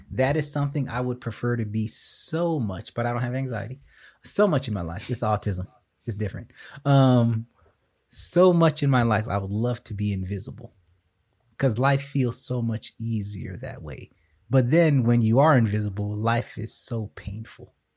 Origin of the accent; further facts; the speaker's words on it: South Florida, United States; Growing up in South Florida